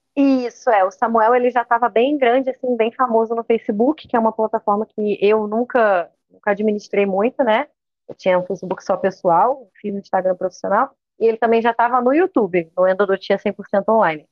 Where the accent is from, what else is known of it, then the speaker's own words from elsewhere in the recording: Niterói, Rio de Janeiro, Brazil; eu sou de Niterói, no Rio de Janeiro, e estudei praticamente aqui a vida inteira